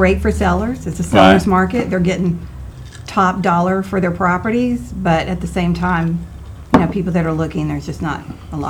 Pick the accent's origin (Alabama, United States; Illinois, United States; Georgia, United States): Georgia, United States; Alpharetta; I'm from Alpharetta, so this is my hometown.